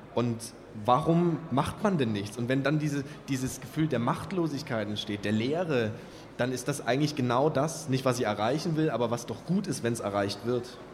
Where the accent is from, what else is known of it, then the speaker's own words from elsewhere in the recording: Kamenz, Saxony, Germany; moved away as an adult; also born or lived in Räckelwitz / Kassel / Görlitz; aufgewachsen bin ich ja in Kamenz